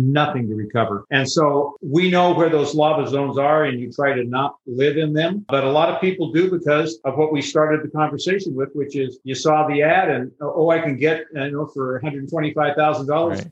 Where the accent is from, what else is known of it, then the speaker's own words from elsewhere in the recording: Southern California, United States; also born or lived in Chicago; now in Hawaii, United States; I was raised in Southern California that had that kind of stuff.